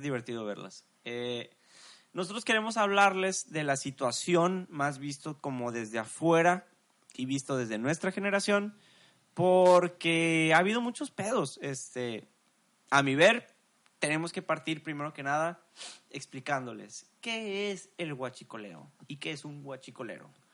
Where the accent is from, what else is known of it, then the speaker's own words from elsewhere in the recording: Mexico; Somos mexicanos